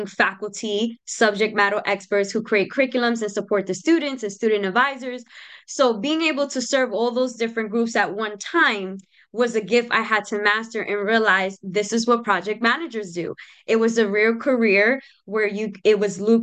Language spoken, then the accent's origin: English; New York City, New York, United States; moved away as an adult; also born or lived in Capital Region, New York; I grew up in the South Bronx, 174th Street